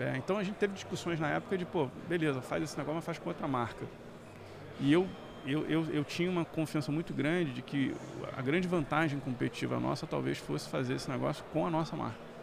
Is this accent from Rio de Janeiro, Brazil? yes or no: yes; Rio de Janeiro, Brazil; eu sou do Rio, então fiz faculdade de engenharia lá no Rio